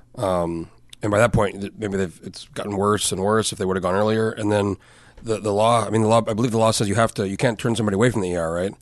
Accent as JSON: {"language": "English", "region": "New Mexico", "country": "United States", "tie": "born or raised there", "moved": "as an adult", "said": "I grew up in New Mexico."}